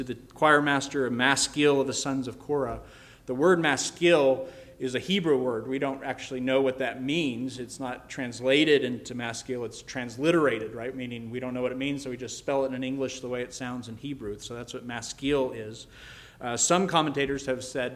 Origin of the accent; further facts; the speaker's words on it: Colorado, United States; I grew up in Colorado